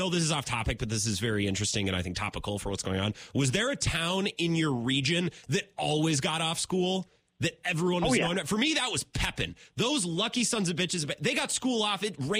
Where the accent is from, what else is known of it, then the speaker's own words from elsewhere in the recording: Menomonie, Wisconsin, United States; And I was from Menominee